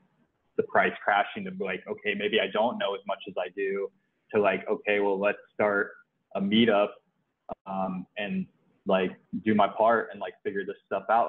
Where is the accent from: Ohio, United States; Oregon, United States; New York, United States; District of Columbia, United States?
Ohio, United States; moved away as an adult; now in Puerto Rico; So, I grew up in Ohio, went to school for engineering. I grew up in the Rust Belt.